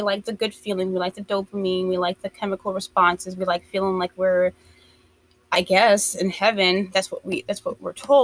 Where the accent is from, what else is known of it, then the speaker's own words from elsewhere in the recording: United States; I'm from the States